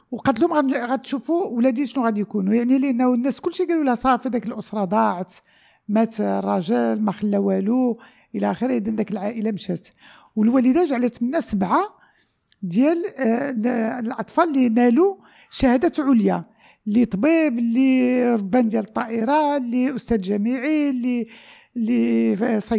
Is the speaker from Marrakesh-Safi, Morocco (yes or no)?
no; Casablanca, Casablanca-Settat, Morocco; also born or lived in El Jadida / Rabat; انا كذلك خلقت في جديده كبرت في الدار البيضاء والدار البيضاء عندي ليها واحد المحبه كبيره وجديده كذلك معلوم آه، عشت بعد سنوات في الرباط